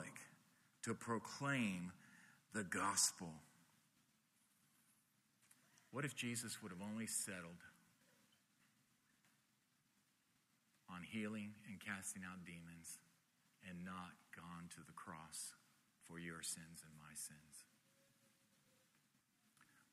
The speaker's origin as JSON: {"language": "English", "town": "Miami", "region": "Florida", "country": "United States", "tie": "born or raised there", "said": "I grew up here in Miami"}